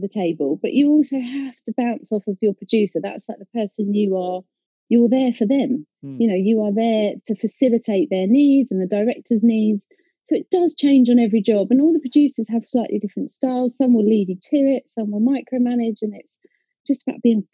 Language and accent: English; Essex, East of England, United Kingdom; I'm from Essex